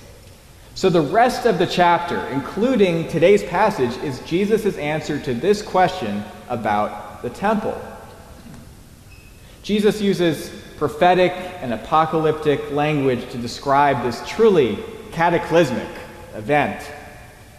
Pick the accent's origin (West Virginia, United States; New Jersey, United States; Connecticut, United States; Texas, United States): Connecticut, United States; New Canaan; moved away; I grew up in New Canaan, but I've been away for a few years